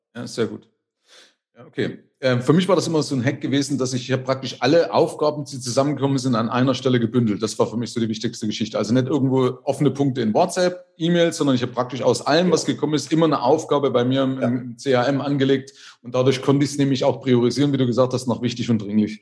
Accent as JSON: {"language": "German", "region": "East Germany", "country": "Germany", "tie": "born or raised there", "said": "Aber also ich komme ja aus der DDR."}